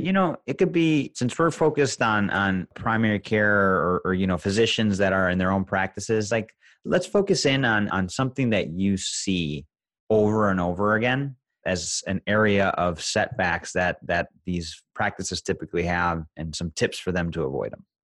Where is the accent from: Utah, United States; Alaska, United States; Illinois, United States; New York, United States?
Illinois, United States; Chicago; I'm from Chicago